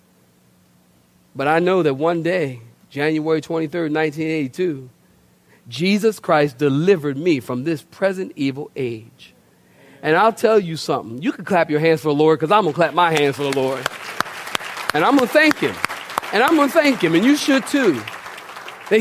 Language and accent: English; Philadelphia, Pennsylvania, United States; moved away; also born or lived in Oceanside, California; I'm from Philadelphia originally